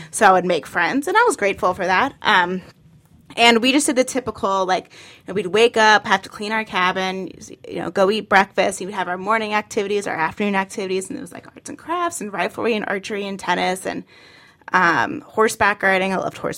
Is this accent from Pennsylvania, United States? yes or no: no; Tampa, Florida, United States; No, I grew up in Tampa, Florida, and uh, in Tampa, a lot of us go to camp up in North Carolina.